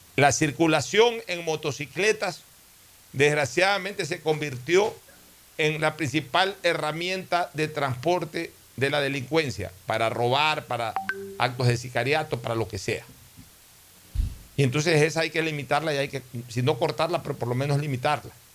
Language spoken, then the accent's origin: Spanish; Guayaquil, Guayas, Ecuador; yo soy un guayaquileño criado al calor del puerto